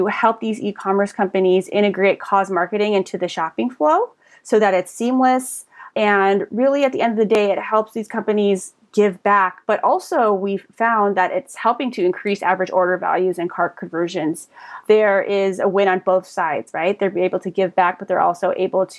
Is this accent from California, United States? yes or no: yes; Pasadena, California, United States; also born or lived in San Diego; I was born in Pasadena and just grew up here, went as far as San Diego for college and came right back up